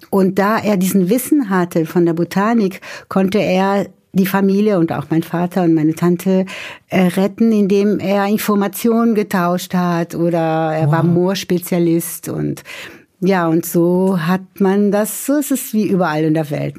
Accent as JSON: {"language": "German", "region": "São Paulo", "country": "Brazil", "tie": "born or raised there", "first_language": "Portuguese and German", "moved": "yes", "lives_now": "Germany", "said": "Ich stamme ja aus São Paulo"}